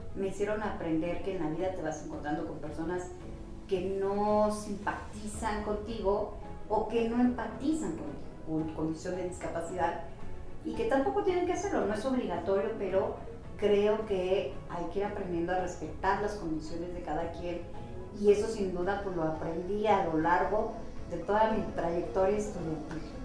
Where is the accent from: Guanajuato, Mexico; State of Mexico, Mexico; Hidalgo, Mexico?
Hidalgo, Mexico; Atitalaquia; moved away as an adult; also born or lived in Pachuca; now in Mexico City, Mexico; Yo soy del municipio de Atitalaquia. Toda la vida la viví ahí hasta hace 11 años que me fui a vivir a la Ciudad de México